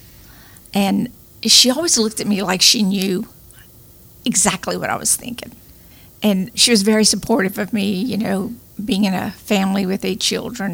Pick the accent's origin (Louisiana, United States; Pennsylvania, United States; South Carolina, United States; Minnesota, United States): Louisiana, United States; Ville Platte; now in Lafayette, United States; I was born and raised in Ville Platte